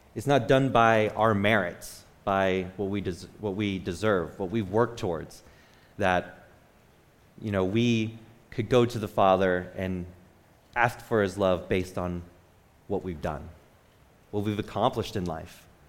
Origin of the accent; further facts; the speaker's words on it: Michigan, United States; I'm from Michigan.